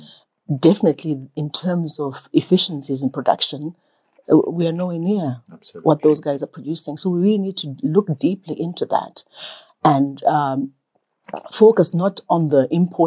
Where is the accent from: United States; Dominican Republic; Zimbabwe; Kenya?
Zimbabwe; Manicaland; born there; Okay, so I was born in Manicaland, during the school holidays, I was either in Honda Valley with my maternal grandmother, or I was in Rusape with my paternal grandmother.